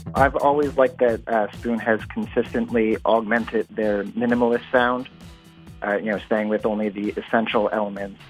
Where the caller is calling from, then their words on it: New Jersey, United States; I'm calling from Lenoka Harbor in New Jersey